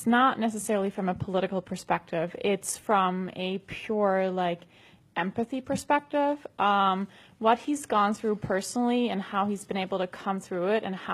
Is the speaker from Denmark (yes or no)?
yes; Denmark; I'm from Denmark.